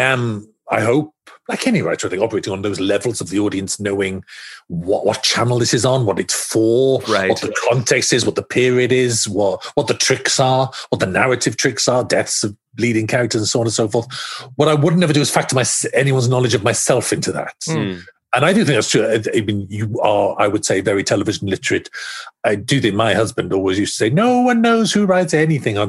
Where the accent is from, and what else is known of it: Wales, United Kingdom